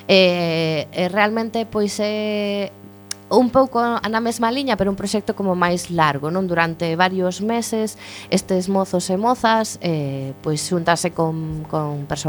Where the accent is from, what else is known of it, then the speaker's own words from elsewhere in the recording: Galicia, Spain; porque somos galegos e galegas, hai, non todos, pero estamos en Galicia